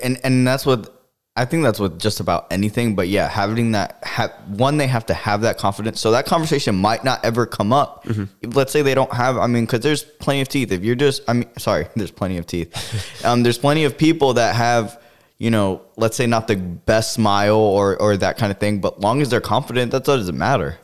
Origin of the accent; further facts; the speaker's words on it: Florida, United States; growing up in Florida